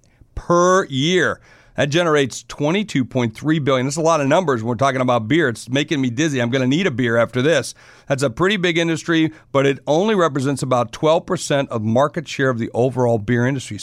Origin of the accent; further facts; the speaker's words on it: South Dakota, United States; South Dakota, where I'm from.